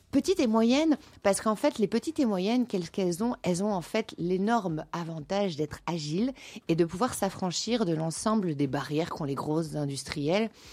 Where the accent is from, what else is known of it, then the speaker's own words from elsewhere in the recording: Nantes, Pays de la Loire, France; also born or lived in Brittany; now in Belgium; je suis, je suis, nantaise